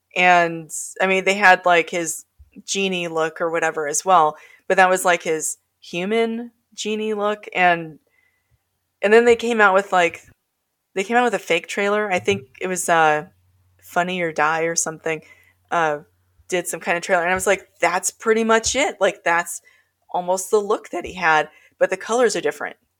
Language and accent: English; North Pole, Alaska, United States; I grew up in North Pole